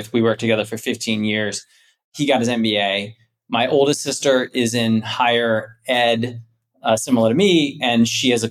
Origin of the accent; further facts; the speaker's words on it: Canton, Ohio, United States; moved away as an adult; also born or lived in Florida / New York; now in Chicago, United States; I am from Canton, Ohio. I grew up one of six kids